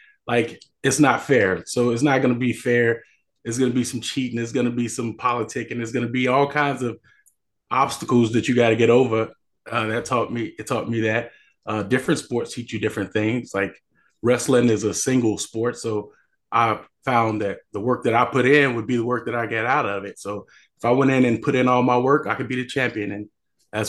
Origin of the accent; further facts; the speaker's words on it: Chicago, Illinois, United States; moved away; I'm from Chicago, the south side of Chicago. I went to high school there